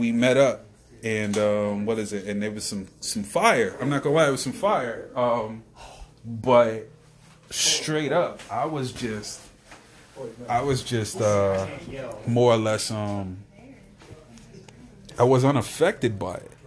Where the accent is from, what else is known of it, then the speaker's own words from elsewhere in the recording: Louisa, United States; now in Wilmington, United States; I'm from here, but I live down there